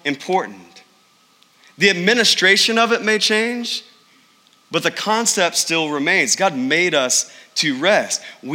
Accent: East Texas, United States; I grew up in the Bible Belt of East Texas

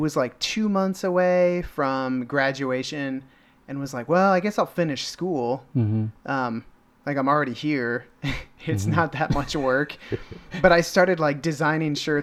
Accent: Van Meter, Iowa, United States; also born or lived in Philadelphia, United States / United Kingdom; I grew up right outside Des Moines in Van Meter

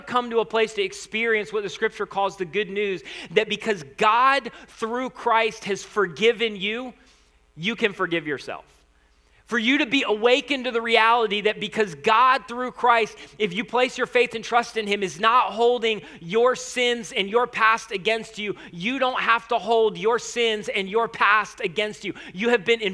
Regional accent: United States; first language English; I was born in the United States of America

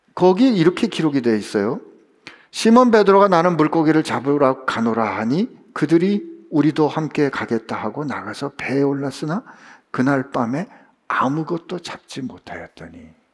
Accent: South Korea; 제가 한국에서 왔다 그랬더니

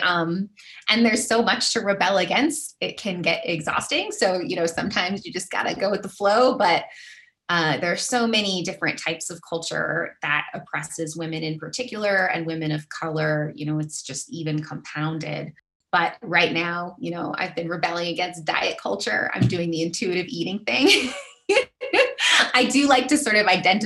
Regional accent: Arizona, United States; in my neck of the woods when I was growing up in Arizona

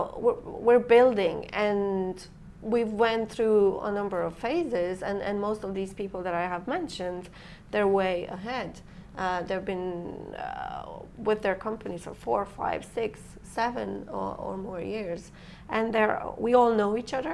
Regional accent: Transylvania, Romania; English is a second language; moved away as an adult; also born or lived in Ireland; now in Dublin, Ireland; I'm from Transylvania, Romania, half Romanian, ethnic Hungarian. I came here when I was 23, and I never left

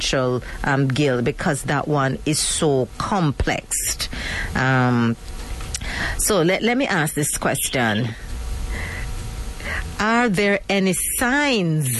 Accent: Jamaica; I am a Jamaican

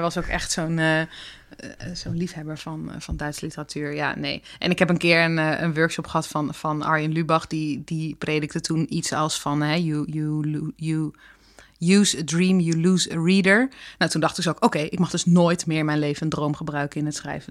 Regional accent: Drenthe, Netherlands; moved away as an adult; now in Amsterdam, Netherlands; ik uit Drenthe kom

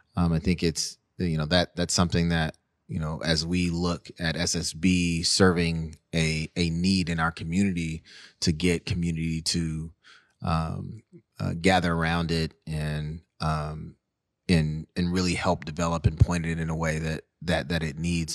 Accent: Seattle, Washington, United States; growing up in the Central District, being bussed out to the North End

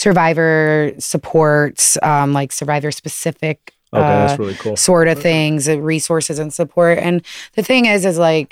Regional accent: Toledo, Ohio, United States; moved away; I'm originally from Toledo, Ohio.

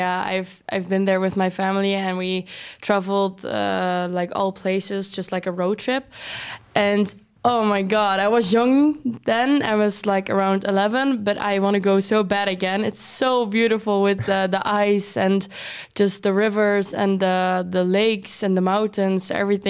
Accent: Nijmegen, Gelderland, Netherlands; English is a second language; now in Rotterdam, Netherlands; I come from Nijmegen, if you know that city. It's at the east side.

